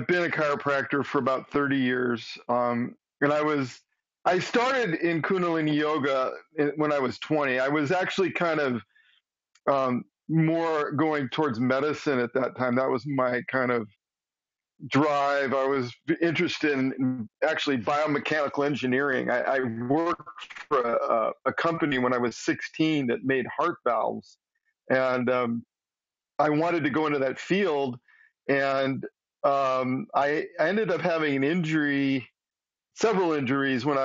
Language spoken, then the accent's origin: English; Southern California, United States; moved away; also born or lived in Eugene, Oregon; I grew up in Southern California